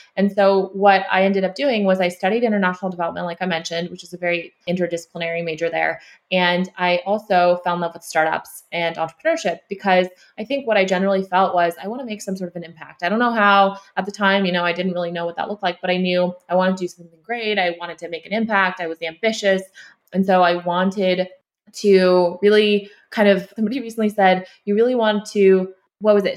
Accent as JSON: {"language": "English", "town": "Sacramento", "region": "California", "country": "United States", "tie": "born or raised there", "also_born_or_lived": "Ulaanbaatar, Mongolia", "lives_now": "Bay Area, United States", "said": "I grew up in Sacramento"}